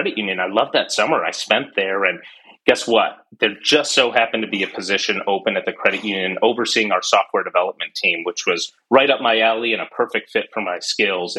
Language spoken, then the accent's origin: English; Corning, New York, United States; also born or lived in Rochester, New York; back in my childhood, I grew up in the Corning area